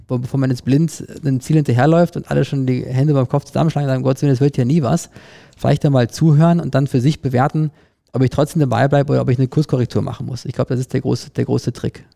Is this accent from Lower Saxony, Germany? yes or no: no; Cologne, North Rhine-Westphalia, Germany; moved away; ich komme selber aus Köln